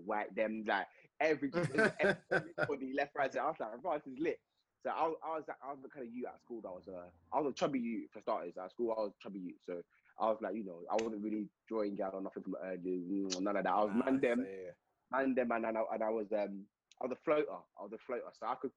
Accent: Milton Keynes, South East England, United Kingdom; born or raised there; also born or lived in Edgware, London

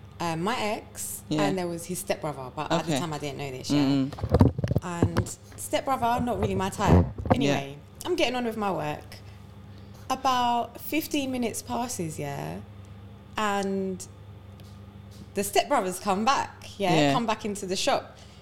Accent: India; I'm Indian.

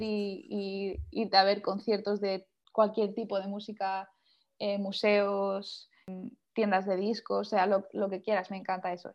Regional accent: Valencian Community, Spain; moved away as an adult; now in London, United Kingdom; vivo en un pueblo pequeño, entonces soy, soy pueblo yo

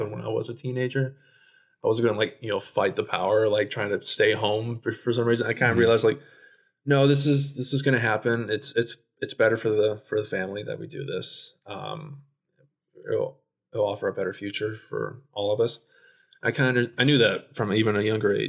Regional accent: Blue Springs, Missouri, United States; born or raised there; also born or lived in Shawnee Mission, Kansas; now in Maryland, United States

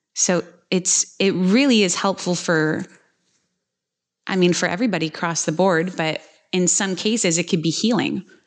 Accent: Quebec, Canada; I'm from Quebec and Quebec is probably the number one puppy mill capital of the world and it's something that we we regularly struggle with there

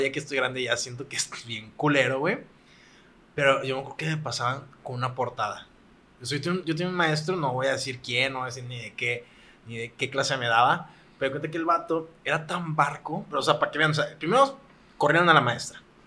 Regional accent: Monterrey, Nuevo León, Mexico; nosotros somos de aquí de Monterrey

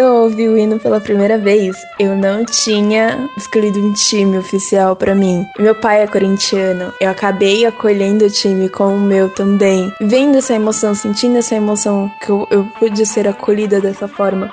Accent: Mauá, São Paulo, Brazil; tenho 24 anos e sou de Mauá, São Paulo

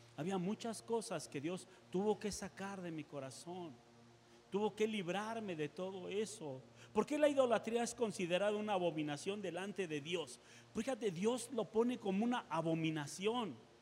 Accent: Mexico; nosotros como seres humanos, como sociedad mexicana

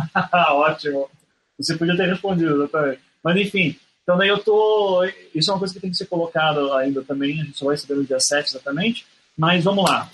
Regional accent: Curitiba, Paraná, Brazil; eu sou de Curitiba

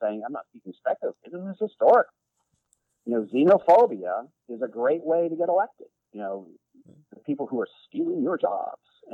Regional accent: Bar Harbor, Maine, United States; when I was a kid growing up in Costa, Maine, small town of Bar Harbor

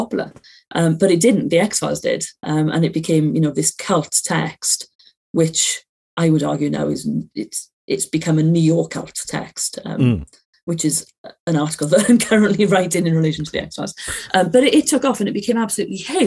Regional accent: Aberdare, Wales, United Kingdom; I'm from Wales, I went to a school in Wales

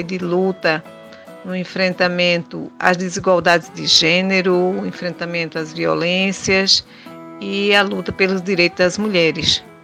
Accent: Rio Formoso, Pernambuco, Brazil; sou natural de Rio Formoso, da usina Cucaú

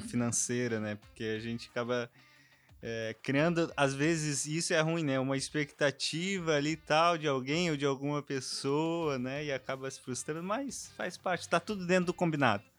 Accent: Porto Alegre, Rio Grande do Sul, Brazil; moved away; como sou de Porto Alegre

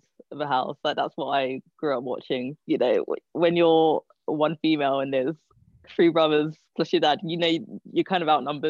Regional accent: London, United Kingdom; I don't know. I don't really have anything to compare it to, I guess.

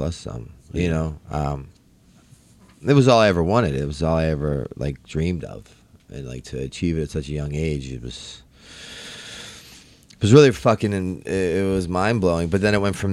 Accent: Baltimore, Maryland, United States; I'm from Baltimore.

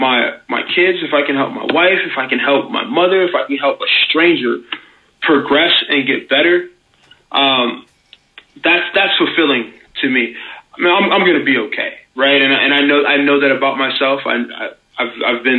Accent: St. Louis, Missouri, United States; moved away; I'm from St. Louis, originally anyway

